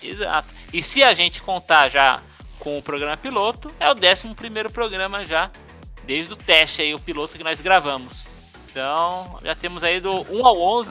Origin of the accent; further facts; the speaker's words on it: São Paulo, Brazil; moved away as an adult; now in Brasília, Brazil; a gente cresceu em São Paulo. Eu morei até os 25 anos de idade